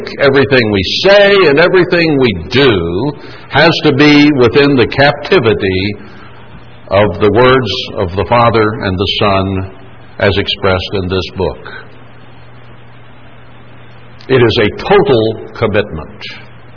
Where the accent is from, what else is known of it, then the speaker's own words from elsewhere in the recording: United States; as an American